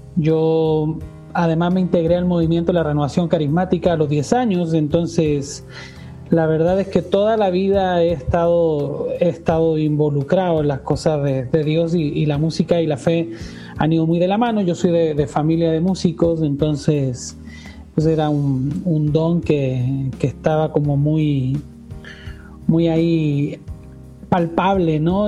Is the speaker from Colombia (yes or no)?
no; Chile; moved away as an adult; now in Puebla, Mexico; estando en mi país, en Chile, eh, nunca se me pasó por la cabeza irme de mi tierra